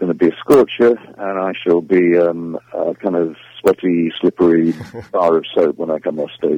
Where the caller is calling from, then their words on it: South West England, United Kingdom; I'm calling you from the West Country of England, where I'm currently doing